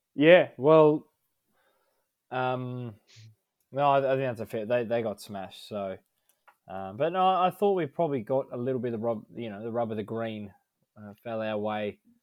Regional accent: Melbourne, Victoria, Australia; we're all born in Melbourne

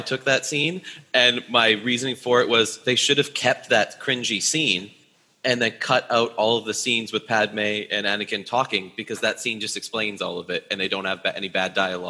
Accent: Canada; I'm from Canada, and we play hockey here a lot

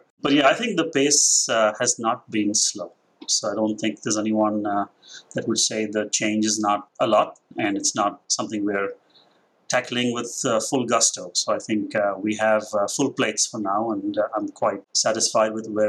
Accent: Mumbai, Maharashtra, India; moved away as an adult; now in United States; So the accent has its... I'm Indian. I grew up in Mumbai. I was there for the last 23.

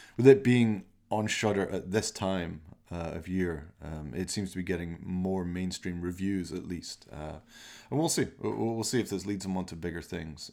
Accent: Glasgow, Scotland, United Kingdom; I'm from Glasgow

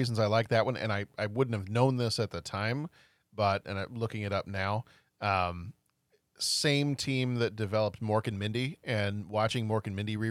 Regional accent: Branson, Missouri, United States; having family in growing up around Branson, Missouri

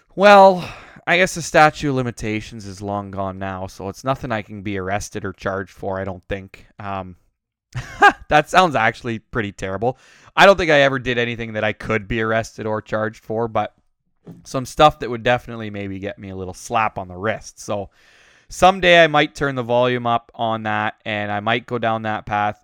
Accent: Uxbridge, Ontario, Canada; moved away; also born or lived in Alberta; growing up in Uxbridge

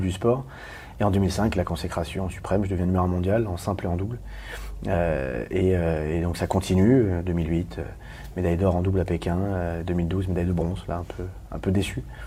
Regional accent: Paris, Île-de-France, France; je suis parisien

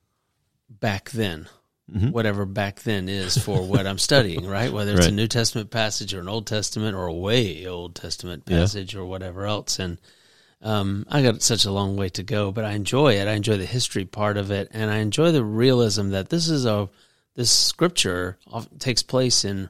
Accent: North Carolina, United States; now in Knoxville, United States; I grew up in North Carolina

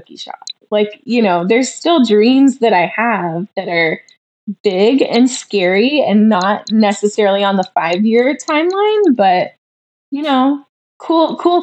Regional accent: Champaign, Illinois, United States; I'm from Illinois. I was born in Champaign. So I grew up there

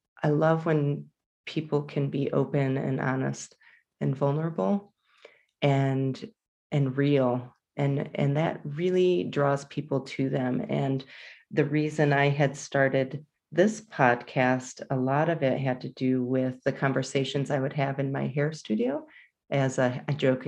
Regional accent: Jackson, Michigan, United States; now in Colorado, United States; I am a Michigander. I was born and raised there

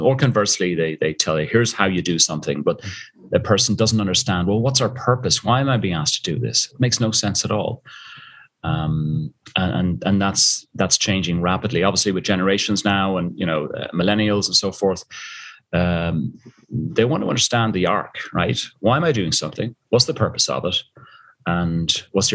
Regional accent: Dublin, Leinster, Ireland; moved away as an adult; also born or lived in South Africa; you tell from the accent, I'm originally from Dublin, Ireland, and I used to be dragged up the mountains every Sunday after Mass with my father

